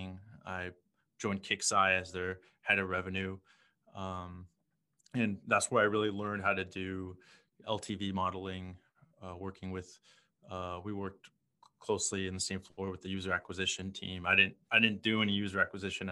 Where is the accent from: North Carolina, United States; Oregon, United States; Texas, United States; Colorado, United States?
Texas, United States; Houston; also born or lived in San Francisco / New York; now in Ho Chi Minh City, Vietnam; I was born in Houston.